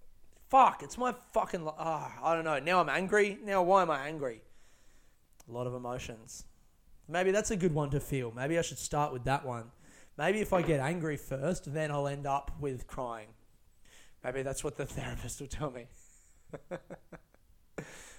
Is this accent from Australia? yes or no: yes; Australia; I grew up in Australia